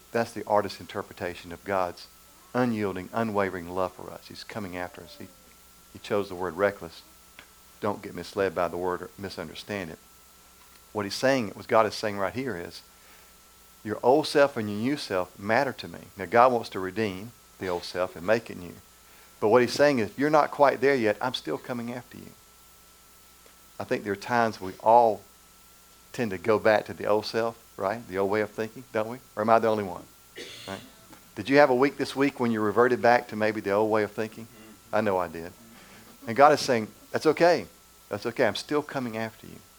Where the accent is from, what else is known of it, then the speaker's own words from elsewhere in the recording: Macon, Georgia, United States; Macon, Georgia where I grew up in Macon